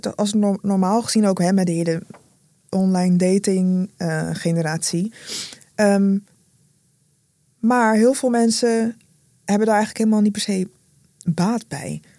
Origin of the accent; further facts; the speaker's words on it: Rotterdam, South Holland, Netherlands; first language Dutch; Ik groeide op in Rotterdam